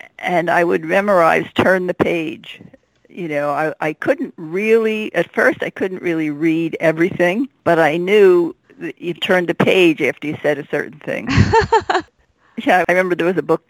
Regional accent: Philadelphia, Pennsylvania, United States; I grew up in Philadelphia

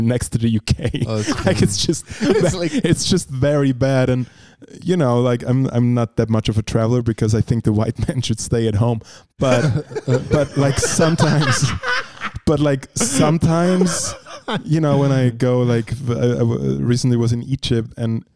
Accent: Liechtenstein; English is a second language; now in Zurich, Switzerland; I'm from Liechtenstein

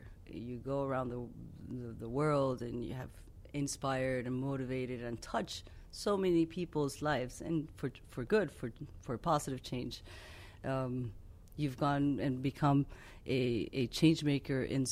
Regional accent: Amazonas, Venezuela; moved away as an adult; now in United States; I grew up in the Amazons, in the Venezuelan Amazon, in the middle of the jungle.

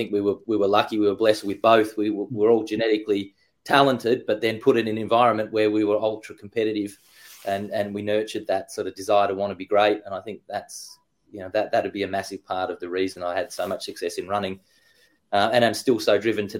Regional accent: London, United Kingdom; So born and raised in London, in a little place just outside of Putney, central London.

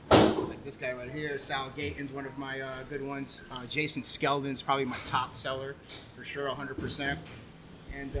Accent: New York City, New York, United States; moved away as an adult; also born or lived in Valley Stream, Long Island / Tampa; now in Miami, United States; Born and raised in Elmhurst, Queens, and then Valley Stream

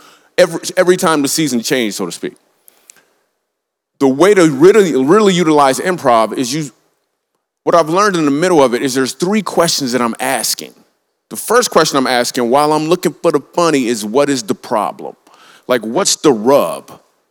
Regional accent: Grand Rapids, Michigan, United States; I grew up in Grand Rapids, Michigan

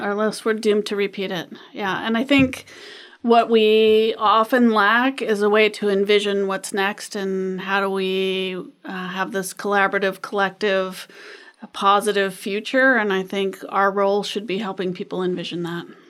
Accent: Anchorage, Alaska, United States; I grew up in Anchorage

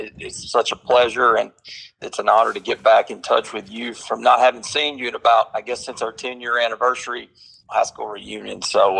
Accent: Marshall County, Kentucky, United States; growing up in Marshall County

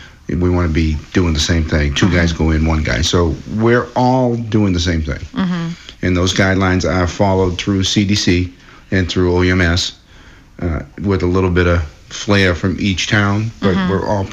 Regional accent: Pembroke, Massachusetts, United States; moved away as an adult; also born or lived in Kingston; now in Hanson, United States; Born and raised in Pembroke.

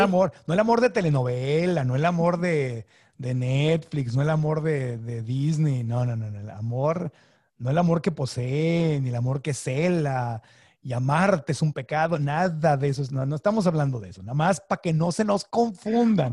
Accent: Sonora, Mexico; crecí en Sonora

